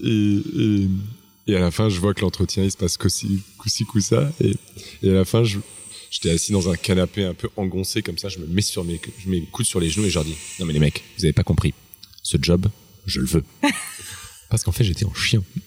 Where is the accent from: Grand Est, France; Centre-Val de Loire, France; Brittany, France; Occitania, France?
Grand Est, France; Strasbourg; moved away; je suis alsacien, je viens de Strasbourg, qui est une ville où la bouffe est très importante.